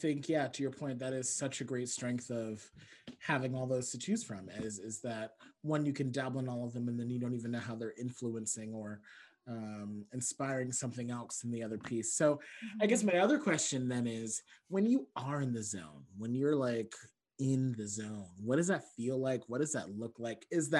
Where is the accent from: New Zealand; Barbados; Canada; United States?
Barbados; I'm from Barbados, so yeah, that's my cousin.